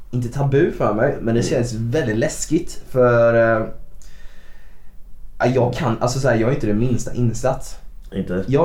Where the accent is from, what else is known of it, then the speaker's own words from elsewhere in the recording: Bankeryd, Jönköping County, Sweden; now in Jönköping, Sweden; jag är ju från Bankeryd från början